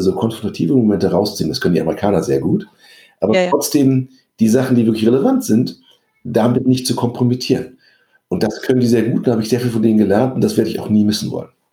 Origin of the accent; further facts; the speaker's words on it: Germany; also born or lived in Paris, France; was wir in Deutschland haben.